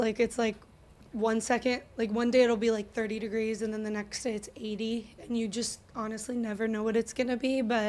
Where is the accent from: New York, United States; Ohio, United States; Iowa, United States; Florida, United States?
Florida, United States; Boca Raton; also born or lived in Delray Beach / Northern California; I grew up in Boca Raton. Now I live in Delray Beach.